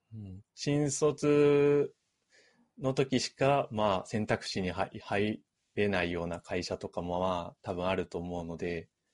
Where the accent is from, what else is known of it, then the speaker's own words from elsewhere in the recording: Ibaraki, Japan; now in Tokyo, Japan; 僕も結構茨城出身